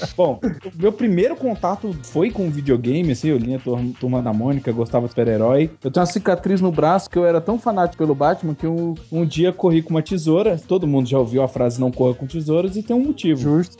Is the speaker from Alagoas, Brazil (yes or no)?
no; Brasília, Federal District, Brazil; Brasília, eu sou de Brasília